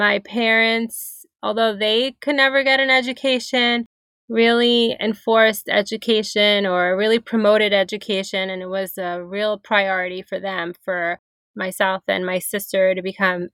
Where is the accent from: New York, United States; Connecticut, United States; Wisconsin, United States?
New York, United States; New York City; I grew up in Brooklyn, New York.